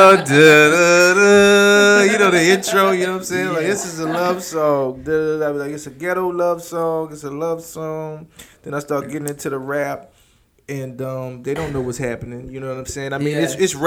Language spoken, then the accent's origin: English; New Orleans, Louisiana, United States; now in Houston, United States; I'm from New Orleans.